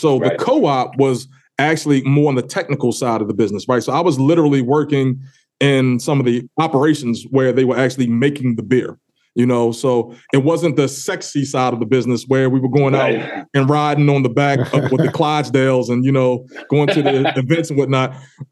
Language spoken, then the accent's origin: English; Baltimore, Maryland, United States; I born and raised in Baltimore, Maryland.